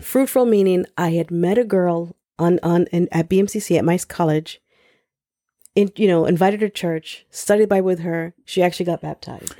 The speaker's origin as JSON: {"language": "English", "town": "New York City", "region": "New York", "country": "United States", "tie": "born or raised there", "said": "I grew up in the Lower East Side of Manhattan"}